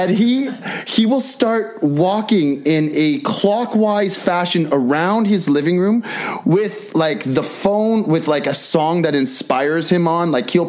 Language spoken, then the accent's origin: English; Vancouver, British Columbia, Canada; born and bred in Vancouver, Canada.